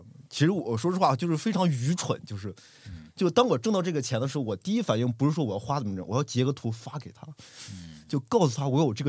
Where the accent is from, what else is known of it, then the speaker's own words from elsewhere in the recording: Xi'an, Shaanxi, China; now in Xiamen, China; 因为我他知道我从西安来到厦门